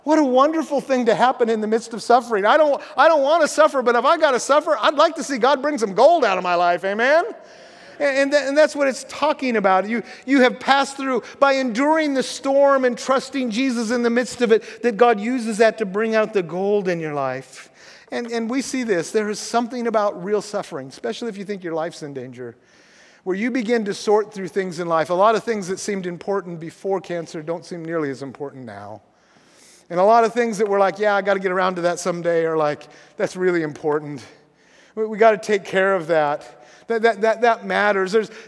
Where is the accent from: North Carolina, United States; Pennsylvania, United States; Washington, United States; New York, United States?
Washington, United States; I grew up in Grays Harbor, and I love the ocean most of all in the winter.